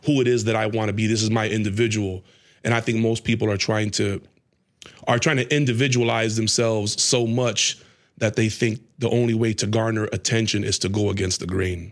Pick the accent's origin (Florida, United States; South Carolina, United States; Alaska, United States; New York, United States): Florida, United States; Tampa; moved away; also born or lived in Atlanta; we're from Tampa